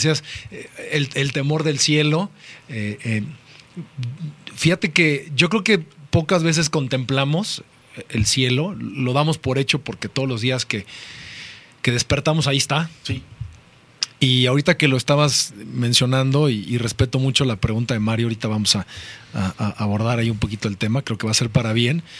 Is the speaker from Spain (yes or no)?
no; Mexico City, Mexico; soy mexicano, me gustan los tacos, me gusta, me gusta el mole. Nacido aquí en la Ciudad de México